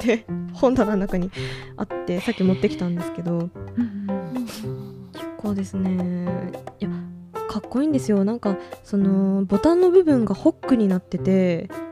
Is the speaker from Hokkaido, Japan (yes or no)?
yes; Hokkaido, Japan; 実家の近くにアイヌアイヌの資料館が